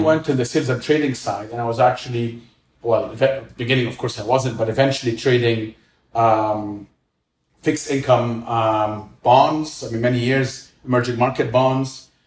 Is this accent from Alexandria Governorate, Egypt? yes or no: no; Cairo, Cairo Governorate, Egypt; I grew up in Cairo. I'm Egyptian.